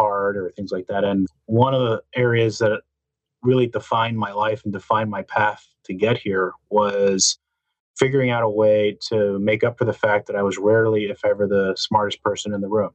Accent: New Jersey, United States; I grew up in New Jersey. I was the son of Cuban immigrants

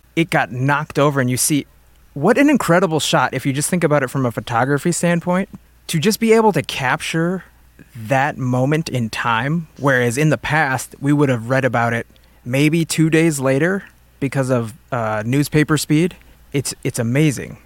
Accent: United States; as an American

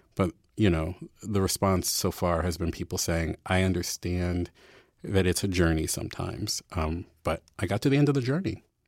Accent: Baltimore, Maryland, United States; moved away as an adult; I was from Baltimore

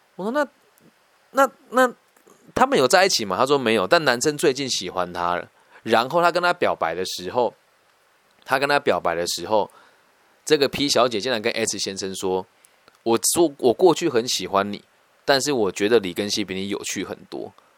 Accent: Taiwan; 我们乡下孩子到城市去念这种比较前面的学校，很容易无法适应啦

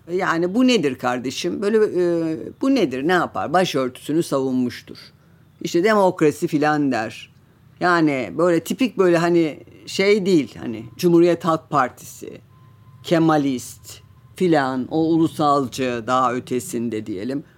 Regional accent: Trabzon, Turkey; Ben Trabzonluyum.

